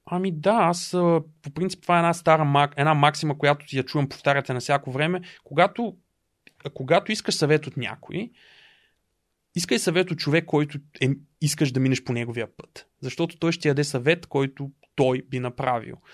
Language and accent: Bulgarian; Dobrich, Dobrich Province, Bulgaria; moved away as an adult; also born or lived in Varna; now in Sofia, Bulgaria; също така съм от Добрич